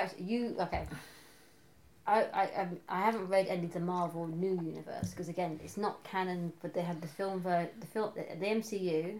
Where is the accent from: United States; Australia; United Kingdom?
United Kingdom; England; as an English person